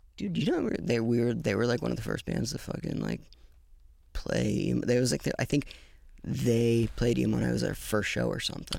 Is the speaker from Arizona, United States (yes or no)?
yes; Tucson, Arizona, United States; now in Los Angeles, United States; I grew up in Tucson